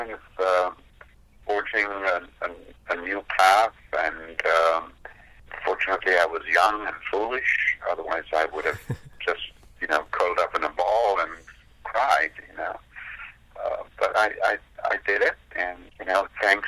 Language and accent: English; India; moved away as an adult; now in United States; I left India to come to America